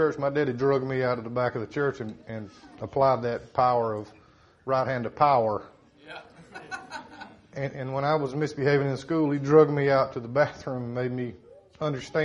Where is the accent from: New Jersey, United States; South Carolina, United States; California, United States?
South Carolina, United States; Startex; I grew up in StarTex